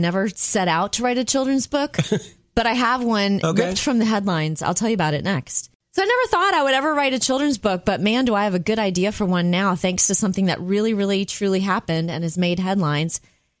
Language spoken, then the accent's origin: English; Florida, United States; I grew up in Florida